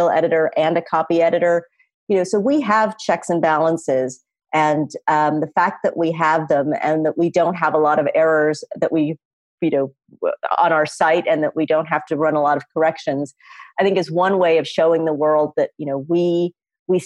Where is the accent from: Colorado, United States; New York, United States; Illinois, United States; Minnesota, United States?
Illinois, United States; Chicago suburbs; moved away as an adult; also born or lived in Norfolk, Virginia; I was this kid from the Chicago suburbs.